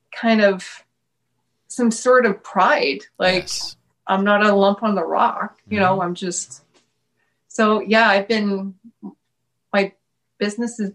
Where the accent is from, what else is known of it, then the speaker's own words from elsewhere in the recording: Timmins, Ontario, Canada; moved away as an adult; now in Thunder Bay, Canada; I'm from Timmins, which is about 8 hours east from here